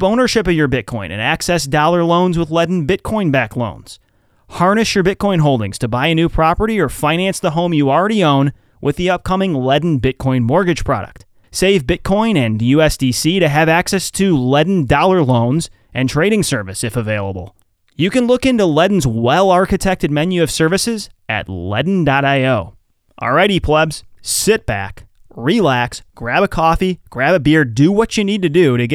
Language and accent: English; the Midwest near Chicago, Illinois, United States; I grew up in the Midwest near Chicago